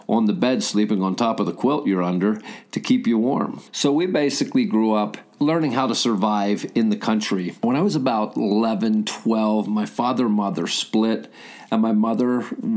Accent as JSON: {"language": "English", "region": "the hills of Pennsylvania", "country": "United States", "tie": "born or raised there", "also_born_or_lived": "Philadelphia, Pennsylvania", "said": "So we moved out to the hills of Pennsylvania, and I grew up in an area where I think the most prevalent business was a sawmill, and it was on the edge of Amish country"}